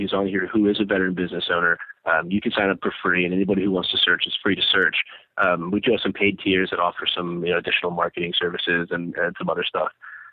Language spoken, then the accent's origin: English; Annapolis, Maryland, United States; Born and raised in Annapolis, Maryland, right near the Naval Academy.